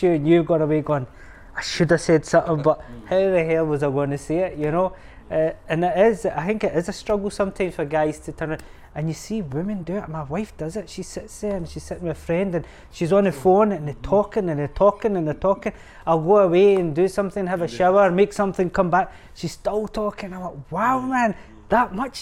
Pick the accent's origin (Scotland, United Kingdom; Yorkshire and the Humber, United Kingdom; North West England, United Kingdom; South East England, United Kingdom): Scotland, United Kingdom; I see myself as Scottish. Yeah, Pakistani origin